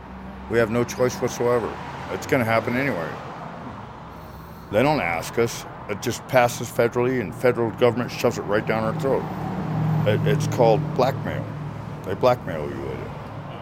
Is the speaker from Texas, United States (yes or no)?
no; Tonopah, Nevada, United States; I'm from Tonopah, Nevada. I graduated high school here in 1980.